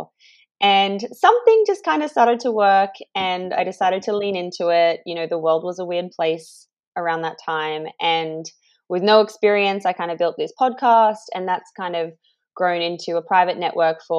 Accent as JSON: {"language": "English", "country": "Australia", "also_born_or_lived": "Indonesia", "moved": "as an adult", "lives_now": "London, United Kingdom", "said": "I'm Australian. I left Australia in 2015"}